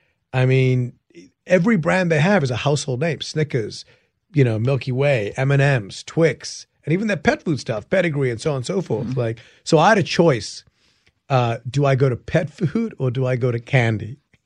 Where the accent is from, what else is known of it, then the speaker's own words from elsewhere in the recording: England, United Kingdom; now in United States; I came from England, where hip-hop was not as big back in the day.